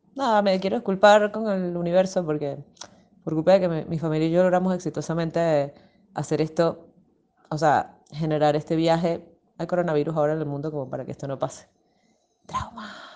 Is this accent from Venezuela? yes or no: yes; Venezuela; now in Argentina; yo soy venezolana